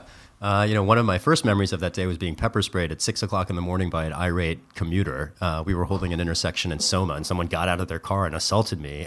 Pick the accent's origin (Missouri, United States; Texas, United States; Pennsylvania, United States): Missouri, United States; rural; born or raised there; moved away as an adult; now in San Francisco, United States